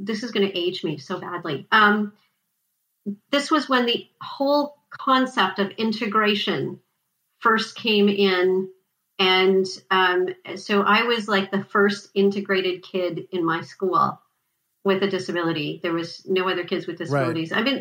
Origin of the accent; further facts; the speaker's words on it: Montreal, Quebec, Canada; I lived in Montreal. I lived in LaSalle. We moved from LaSalle to Pancor, and I started a new school